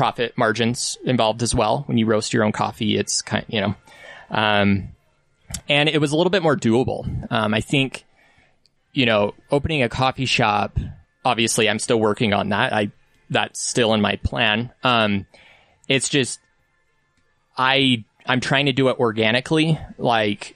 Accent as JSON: {"language": "English", "town": "Salt Lake City", "region": "Utah", "country": "United States", "tie": "born or raised there", "said": "I'm from here"}